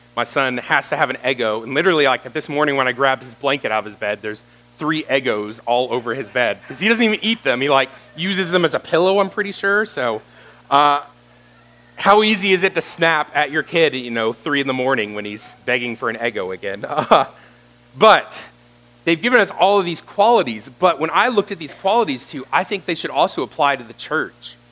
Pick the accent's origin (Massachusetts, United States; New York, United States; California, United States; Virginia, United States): Virginia, United States; Roanoke; I grew up in this area. I grew up in the Catawba and Roanoke area